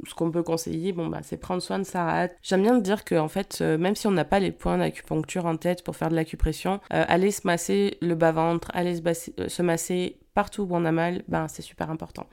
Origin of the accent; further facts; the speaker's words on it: France; on est français